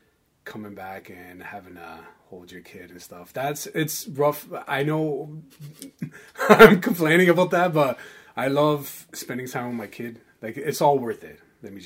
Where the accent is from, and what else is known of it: Toronto, Ontario, Canada; accent: Toronto